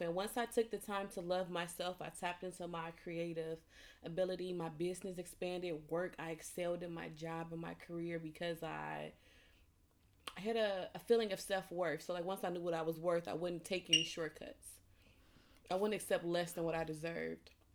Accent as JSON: {"language": "English", "town": "Chicago", "region": "Illinois", "country": "United States", "moved": "yes", "lives_now": "England", "said": "I'm from Chicago"}